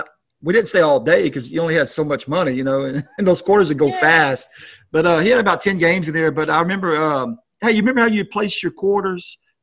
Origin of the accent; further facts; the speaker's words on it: Louisiana, United States; a small town I grew up in Louisiana